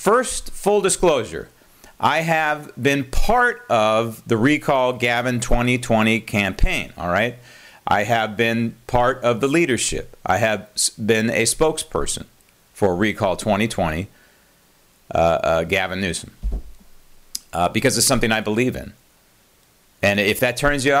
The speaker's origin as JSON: {"language": "English", "town": "San Francisco", "region": "California", "country": "United States", "tie": "born or raised there", "said": "I grew up in San Francisco."}